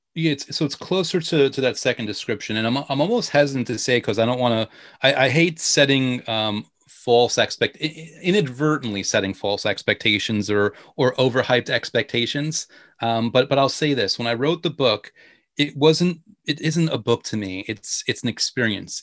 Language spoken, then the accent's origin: English; New York, United States; I'm from New York